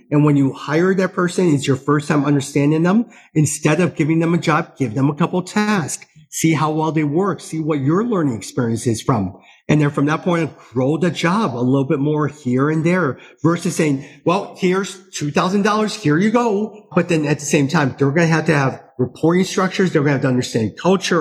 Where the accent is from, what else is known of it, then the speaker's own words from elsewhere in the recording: United States; As an American